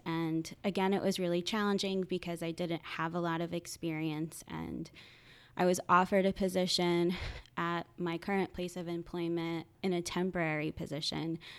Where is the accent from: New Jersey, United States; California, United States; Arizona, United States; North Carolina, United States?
New Jersey, United States; Point Pleasant; now in Philadelphia, United States; I am originally from a small town called Point Pleasant in Sa-, New Jersey